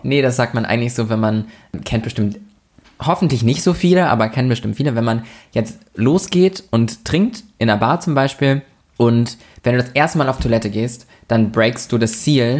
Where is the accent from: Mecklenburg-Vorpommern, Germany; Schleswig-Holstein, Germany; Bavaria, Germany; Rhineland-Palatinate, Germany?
Schleswig-Holstein, Germany; Lübeck; in Lübeck, also in meiner Heimat, in unserer Heimat